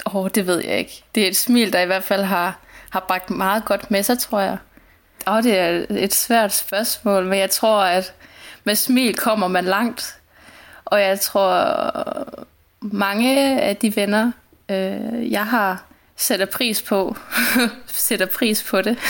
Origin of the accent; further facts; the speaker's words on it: Langeland, Southern Denmark, Denmark; moved away as an adult; also born or lived in London / southern Spain; now in Spain; aldrig nogensinde havde været andre steder end hjemme i Langeå i, i Danmark